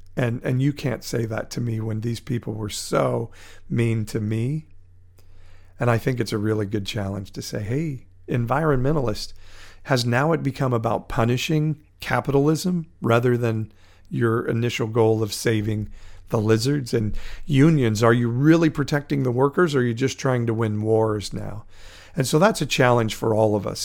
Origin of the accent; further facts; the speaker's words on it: Fresno, California, United States; my hometown of Fresno